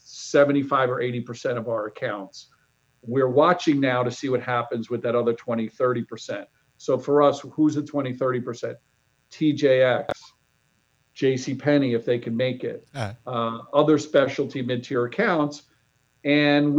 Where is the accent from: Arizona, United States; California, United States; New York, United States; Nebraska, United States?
New York, United States; moved away; I grew up in New York